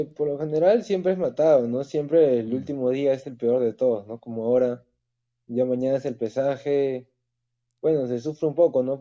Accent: Peru; soy el único peruano en PFL ahora.

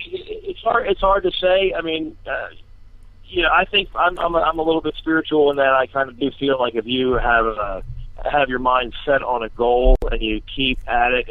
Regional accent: Collingswood, New Jersey, United States; also born or lived in Cape May; I, I kind of grew up in um, around the Collingswood area for some of it, um, and then um, and then Cape May down the shore

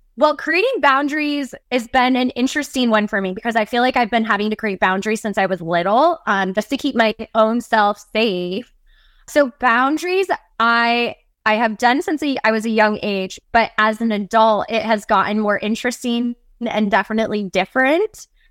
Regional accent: the Northwest, Pacific Northwest, United States; I was born and raised in the Northwest, still a mountain tree girl to this day

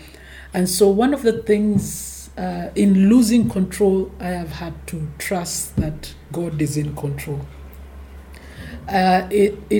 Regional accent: Nairobi, Kenya; I was born in Nairobi

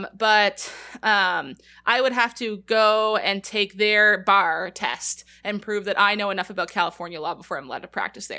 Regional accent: Canada; It's because we're British, like Canada's weird. We have weird British histories and stuff

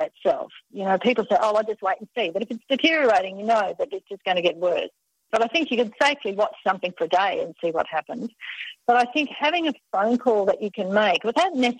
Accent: Australia; accent: Australian; my Australian accent

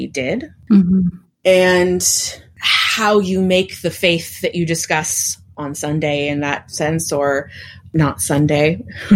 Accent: Oakland, California, United States; also born or lived in Berkeley, California; I grew up in California, in the Bay Area, specifically East Bay, Oakland and Berkeley

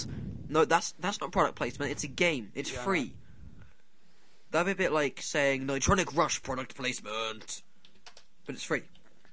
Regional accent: Scotland, United Kingdom; I'm Scottish. I'm actually Scottish

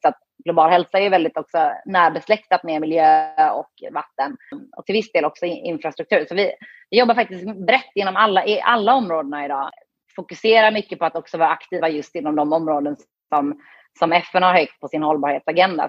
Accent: Höllviken, Skåne, Sweden; moved away as an adult; also born or lived in Gothenburg, Sweden / Lakeland, Florida, United States; Så jag är född i Göteborg, eh, från början. och bodde där de första åren i mitt liv. Och sen så flyttade jag till Skåne. När det var dags att börja skolan

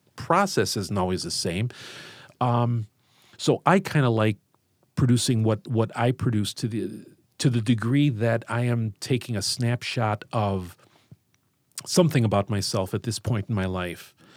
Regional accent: Chicago, Illinois, United States; I grew up in Chicago and, uh, went to Saint Lawrence High School and have always worked around here, so I'm, I'm part of the Southwest side

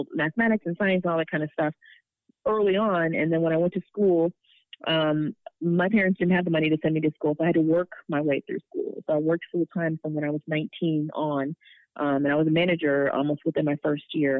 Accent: Pontiac, Michigan, United States; also born or lived in California / Southfield, Michigan / Ann Arbor, Michigan; I was born in Pontiac, Michigan, which is about 30 minutes north of the city. I grew up and did elementary there and had a brief stint in California. And then I went to high school in Southfield

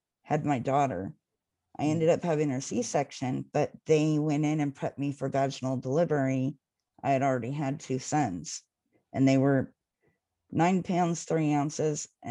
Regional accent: Jackson, California, United States; also born or lived in Manteca, California; I grew up between two towns, Jackson, California, which is about 45 minutes north in the Sierra Mountains, and in Manteca, which is about 15 minutes south of where I'm at now

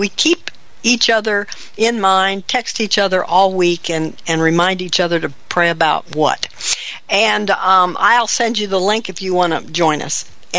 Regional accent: Sandy Springs, Georgia, United States; moved away as an adult; also born or lived in Gainesville / Birmingham, Alabama / California; I'm from Atlanta. I went from Atlanta. Yeah, I was raised in Sandy Springs.

